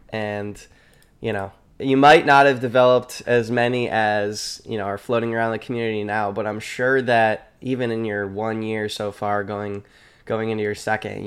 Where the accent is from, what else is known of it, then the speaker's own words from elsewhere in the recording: Rochester, New York, United States; now in Boston, United States; I'm in Boston right now, originally from, from Rochester, New York area.